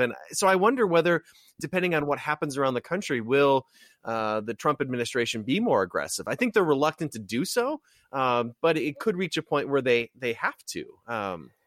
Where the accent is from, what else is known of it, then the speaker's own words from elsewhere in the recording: Wisconsin, United States; growing up in Wisconsin